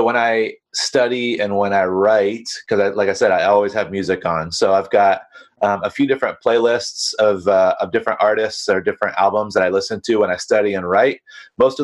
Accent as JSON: {"language": "English", "region": "North Carolina", "country": "United States", "tie": "born or raised there", "moved": "yes", "lives_now": "Costa Mesa, United States", "said": "I actually grew up in North Carolina"}